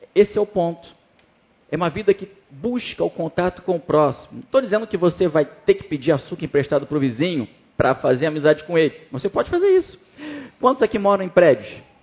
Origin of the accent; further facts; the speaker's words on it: Brazil; now in France; Eu sou brasileiro ainda